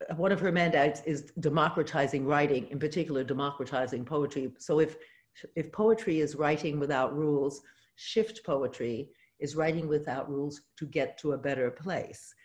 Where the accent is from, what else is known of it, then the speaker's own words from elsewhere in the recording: New York City, New York, United States; moved away as an adult; I was born in New York City